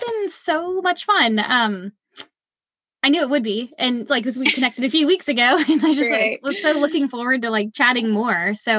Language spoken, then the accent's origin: English; New Orleans, Louisiana, United States; moved away; I grew up in New Orleans